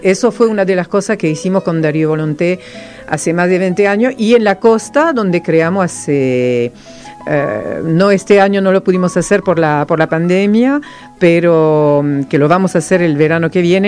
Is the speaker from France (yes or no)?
yes; France; first language Serbo-Croatian; Spanish is a second language; moved away as an adult; now in Argentina; Soy la sola francesa